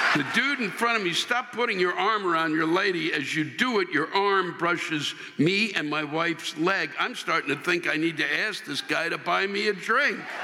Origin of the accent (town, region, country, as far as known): New York, United States